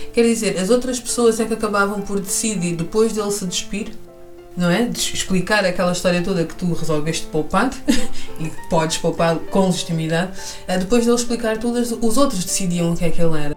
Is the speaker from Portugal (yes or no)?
yes; Portugal; also born or lived in Malanje, Angola; apesar de ter vindo para Portugal com dois anos